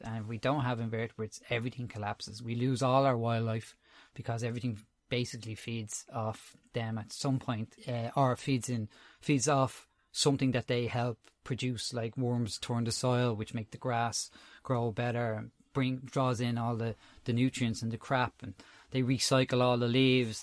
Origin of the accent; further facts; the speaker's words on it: Dublin, Leinster, Ireland; also born or lived in Tallaght; I'm originally from Crumlin in Dublin. Um, I grew up there. Uh, I'm living in Talla now.